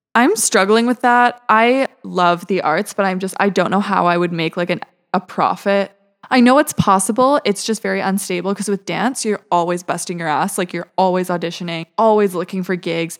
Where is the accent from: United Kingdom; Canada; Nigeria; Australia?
Canada; Vancouver, British Columbia; moved away as an adult; now in Montreal, Canada; I grew up in Vancouver, British Columbia